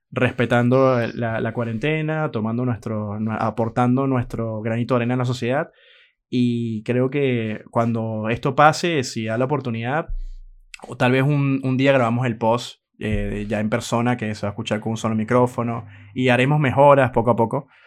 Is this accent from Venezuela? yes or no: yes; Venezuela; di clases en la universidad en Venezuela, soy venezolano, eh, di clase en la Universidad José María Vargas en Venezuela